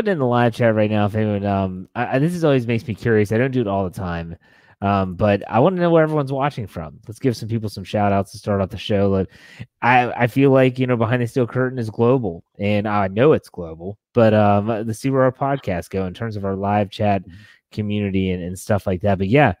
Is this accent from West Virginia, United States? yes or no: yes; Wheeling, West Virginia, United States; now in Western Maryland, United States; my hometown, Wheeling, West Virginia